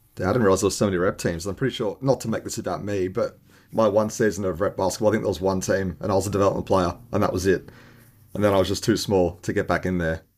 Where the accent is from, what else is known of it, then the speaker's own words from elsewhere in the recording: Sydney, New South Wales, Australia; moved away as an adult; now in Tasmania, Australia; I'm from Sydney